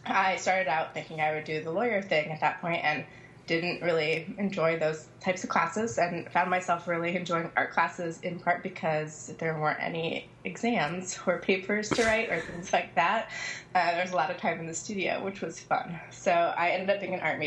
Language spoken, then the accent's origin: English; Seattle, Washington, United States; also born or lived in North Carolina; now in Philadelphia, United States; I currently live in Philadelphia, although I grew up in Seattle, and I came to Philadelphia by way of North Carolina